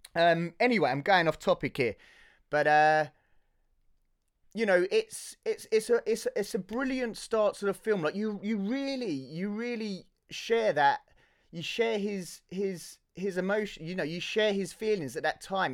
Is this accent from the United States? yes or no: no; Hertfordshire, East of England, United Kingdom; Born and raised in Hertfordshire